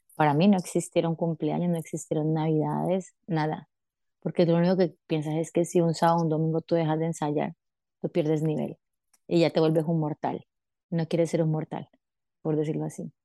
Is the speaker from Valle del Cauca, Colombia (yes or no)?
yes; Cali, Valle del Cauca, Colombia; moved away as an adult; now in Paris, France; soy de Cali, Colombia